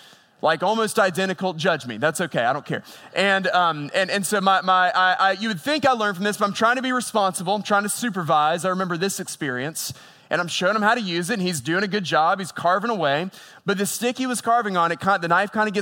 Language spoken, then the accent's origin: English; Boone, North Carolina, United States; I grew up in Boone, North Carolina